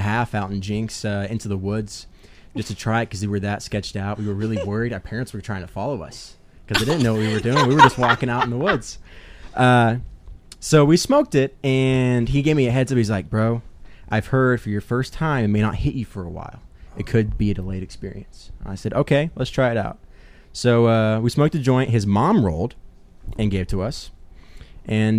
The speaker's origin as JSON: {"language": "English", "town": "Broken Arrow", "region": "Oklahoma", "country": "United States", "tie": "born or raised there", "said": "I grew up here in the Broken Arrow area"}